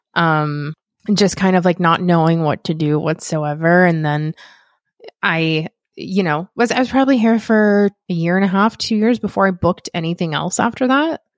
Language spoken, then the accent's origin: English; Las Vegas, Nevada, United States; moved away as an adult; now in Los Angeles, United States; I'm from Las Vegas originally, and I've been living out in Los Angeles for, oh, eleven years now